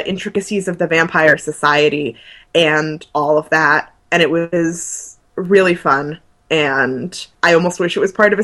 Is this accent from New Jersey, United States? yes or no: yes; New Jersey, United States; moved away; home in New Jersey